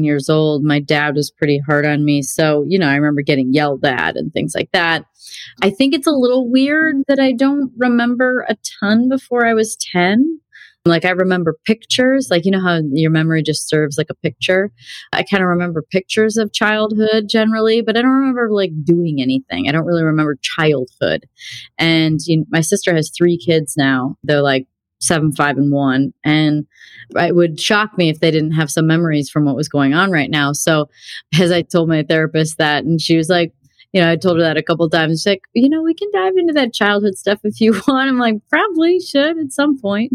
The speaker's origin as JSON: {"language": "English", "region": "Illinois", "country": "United States", "tie": "born or raised there", "also_born_or_lived": "Wisconsin", "said": "I grew up in Illinois"}